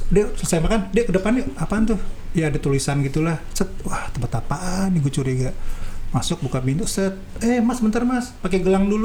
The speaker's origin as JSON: {"language": "Indonesian", "town": "Bogor", "region": "West Java", "country": "Indonesia", "said": "gue banget orang Bogor mbak orang Bogor"}